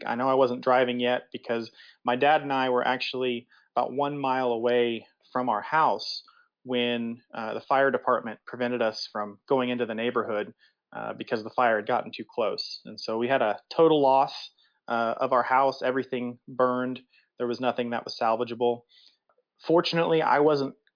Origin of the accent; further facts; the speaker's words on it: Choctaw, Oklahoma, United States; also born or lived in Cambridge, England; I'm from Oklahoma City. I grew up on the east side in a town called Choctaw